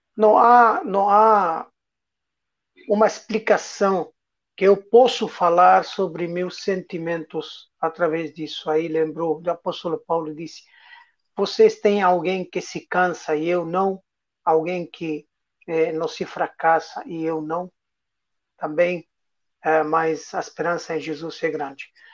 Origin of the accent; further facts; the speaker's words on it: Lebanon; Portuguese is a second language; moved away as an adult; now in Brazil; minha terra, minha religião